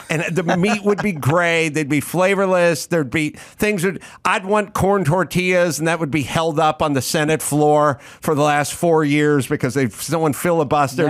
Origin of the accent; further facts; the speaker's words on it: Southern California, United States; when I was growing up in SoCal